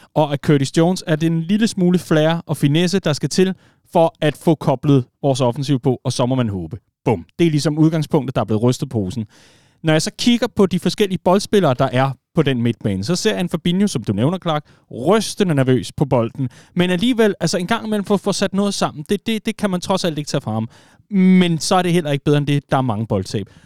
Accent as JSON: {"language": "Danish", "area": "Vestegnen", "region": "Capital Region of Denmark", "country": "Denmark"}